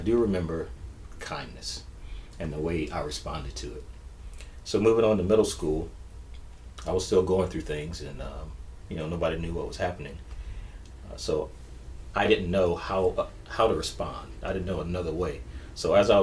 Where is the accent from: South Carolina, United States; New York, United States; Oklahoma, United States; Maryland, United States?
South Carolina, United States; Sumter; moved away as an adult; So I'm originally from Sumter, South Carolina.